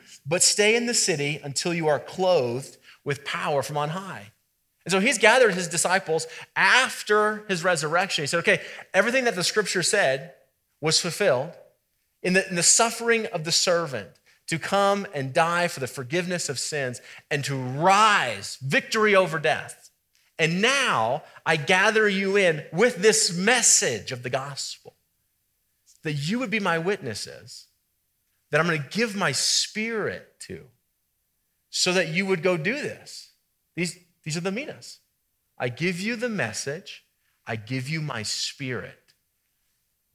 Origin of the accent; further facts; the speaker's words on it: Colorado, United States; we're from Colorado